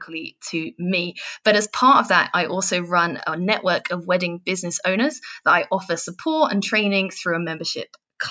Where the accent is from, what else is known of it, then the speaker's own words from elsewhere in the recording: England, United Kingdom; if you haven't worked out from the accent yet, I'm from England.